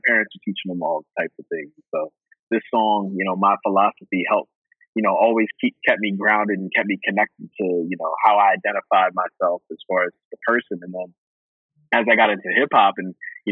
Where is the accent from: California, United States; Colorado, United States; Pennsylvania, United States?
Pennsylvania, United States; Johnstown; also born or lived in Bronx, New York; I was born in the Bronx, but was growing up in Johnstown, Pennsylvania at the time.